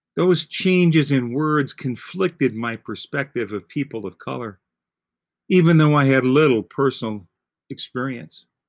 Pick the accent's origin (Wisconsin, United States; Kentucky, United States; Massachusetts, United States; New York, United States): Wisconsin, United States; Green Bay; I grew up in Green Bay